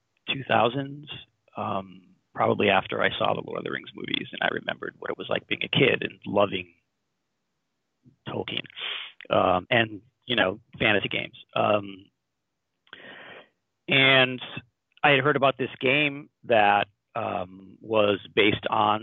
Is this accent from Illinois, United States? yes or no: no; Middletown, Connecticut, United States; I grew up in Middletown, Connecticut